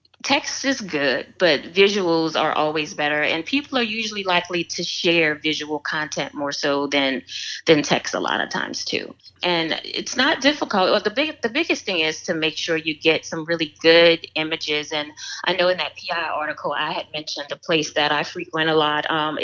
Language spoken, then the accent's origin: English; New Orleans, Louisiana, United States; I'm from New Orleans